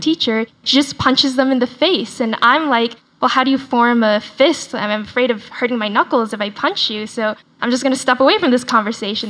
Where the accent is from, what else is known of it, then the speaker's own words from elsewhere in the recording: Dallas, Texas, United States; accent: Southern; first language Chinese; English is a second language; moved away; I grew up in Texas, I speak in quite a pronounced Southern accent because I went to high school in Dallas and I say y'all a lot